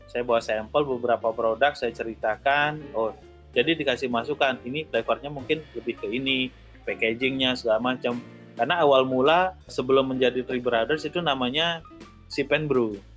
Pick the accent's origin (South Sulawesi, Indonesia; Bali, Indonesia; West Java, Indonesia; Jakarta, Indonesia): Bali, Indonesia; Tanah Lot; Saya Putra asli Bali, eh, asli asli dari Tanah Lot.